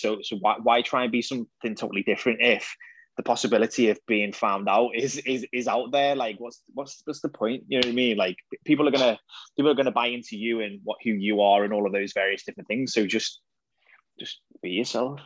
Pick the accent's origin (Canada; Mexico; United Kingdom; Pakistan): United Kingdom; the Wirral, North West England; I'm from the Wirral